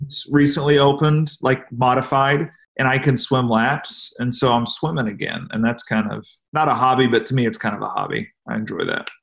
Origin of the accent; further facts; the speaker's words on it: Midwest, United States; growing up in the Midwest